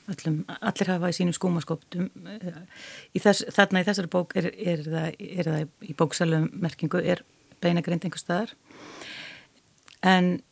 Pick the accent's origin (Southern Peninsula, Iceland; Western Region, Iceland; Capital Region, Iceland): Capital Region, Iceland; Hafnarfjörður; ég ólst sjálf upp við klausturveginn í Hafnaferði